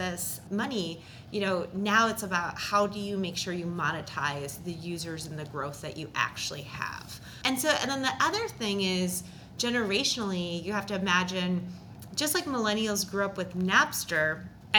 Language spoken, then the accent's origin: English; Minnesota, United States; I'm from Minnesota